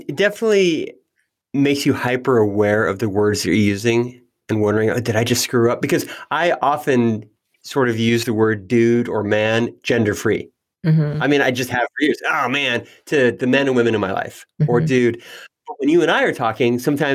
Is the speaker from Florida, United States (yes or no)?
no; Redding, California, United States; growing up in Redding, California